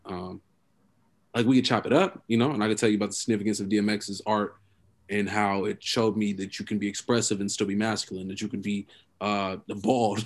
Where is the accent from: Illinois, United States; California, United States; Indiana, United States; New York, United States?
California, United States; Oakland; also born or lived in Columbus, Ohio; me growing up in Oakland.